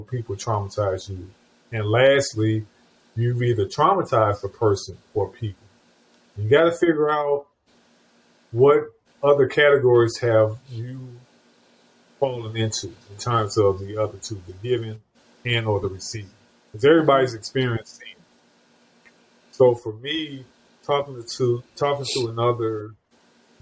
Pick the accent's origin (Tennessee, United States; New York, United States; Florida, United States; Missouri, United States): Missouri, United States; St. Louis; now in Charlotte, United States; I grew up and was born and raised in St. Louis, Missouri